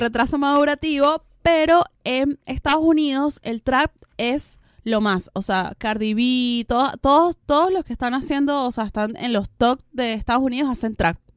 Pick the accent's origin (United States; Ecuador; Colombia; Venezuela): Venezuela; now in Argentina; yo que soy venezolana